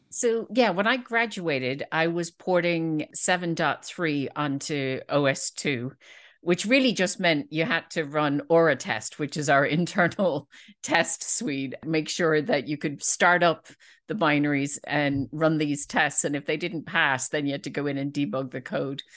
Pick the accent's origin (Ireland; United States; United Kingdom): Ireland; Dublin, Leinster; I'm from Dublin